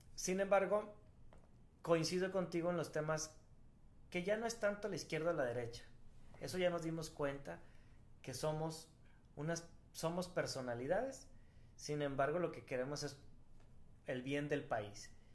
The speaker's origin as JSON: {"language": "Spanish", "country": "Mexico", "said": "todos los mexicanos somos nacionalistas"}